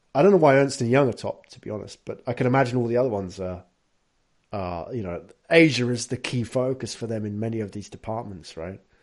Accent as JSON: {"language": "English", "region": "London", "country": "United Kingdom", "moved": "yes", "lives_now": "Tokyo, Japan", "said": "I'm from London"}